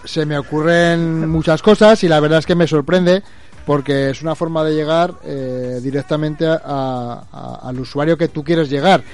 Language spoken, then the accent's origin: Spanish; Aragon, Spain; yo soy aragonés